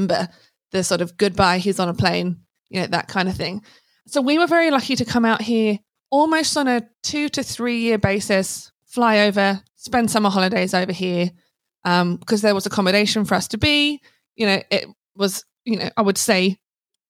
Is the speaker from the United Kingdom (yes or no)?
yes; Hazlemere, South East England, United Kingdom; moved away as an adult; now in Australia; Originally a little village called Hazelmere in Buckinghamshire in England